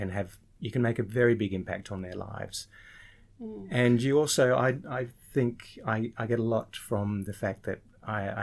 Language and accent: English; Sydney, New South Wales, Australia; also born or lived in Lake Macquarie; I'm a local to Sydney. I grew up in Sydney. I spent some time up on Lake Macquarie as well and going to high school up there